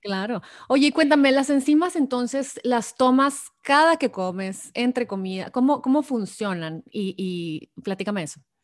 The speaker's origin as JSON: {"language": "Spanish", "region": "Sonora", "country": "Mexico", "said": "tú y yo que somos sonorenses"}